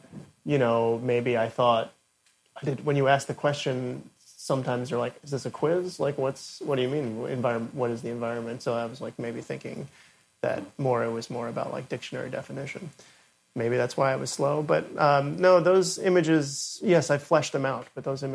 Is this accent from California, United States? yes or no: no; New York City, New York, United States; was born and raised in Brooklyn